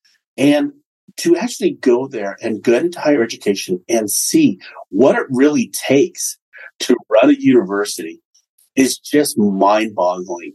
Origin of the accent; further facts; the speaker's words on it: Los Angeles, California, United States; Growing up in Los Angeles, going to Disneyland once a year was such a highlight